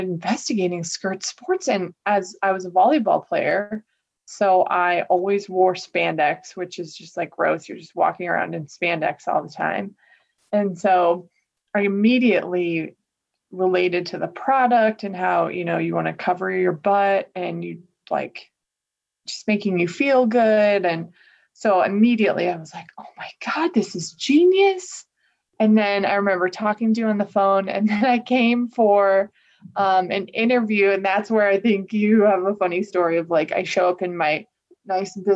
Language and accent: English; Colorado, United States; moved away as an adult; also born or lived in Washington, D.C.; I'm from Colorado, but I was living in Washington, D.C. after college